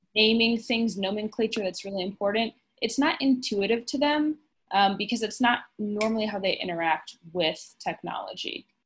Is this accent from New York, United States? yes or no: no; Chicago, Illinois, United States; I am from Chicago and I've met my boss in Chicago